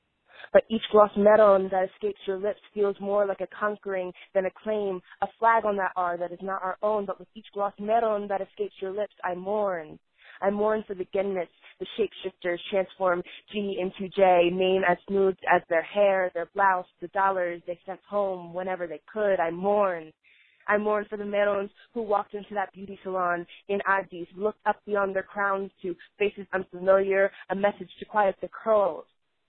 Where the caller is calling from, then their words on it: Colorado Springs, Colorado, United States; I'm calling from Colorado Springs, Colorado